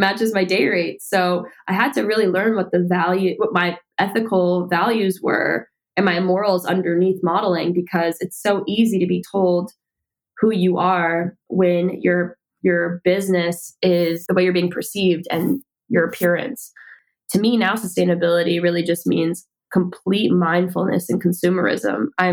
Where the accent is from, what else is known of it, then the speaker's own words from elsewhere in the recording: New Jersey, United States; now in New York City, United States; I'm from New Jersey, but I've been working in the city modeling since I was 13